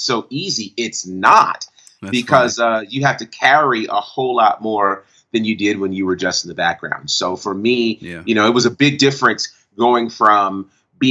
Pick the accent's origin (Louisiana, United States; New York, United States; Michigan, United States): New York, United States; Monticello; I grew up in Monticello, New York, and grew up in a church called Bethlehem Temple Church